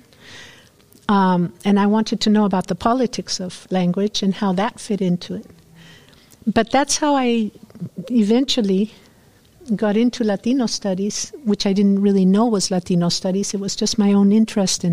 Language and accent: English; Peru; English is a second language; moved away as an adult; also born or lived in New York; now in United States; I'm from Peru